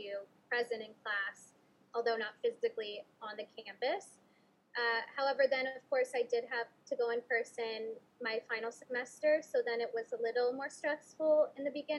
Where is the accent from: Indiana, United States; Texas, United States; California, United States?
Texas, United States; San Antonio; here in my hometown